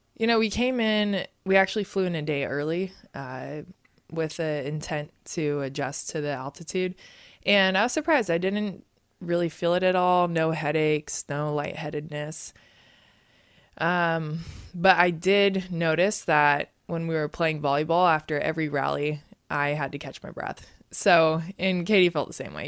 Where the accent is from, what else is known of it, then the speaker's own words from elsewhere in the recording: Santa Barbara, California, United States; We were both uh, born and raised in Santa Barbara, California